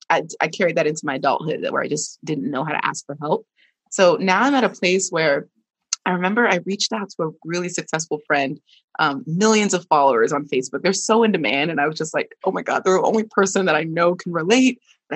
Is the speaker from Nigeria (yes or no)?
yes; Nigeria; this is a little bit of like Nigerian trauma, because if you ask for help as a Nigerian, you know, kid, that was a sign of weakness.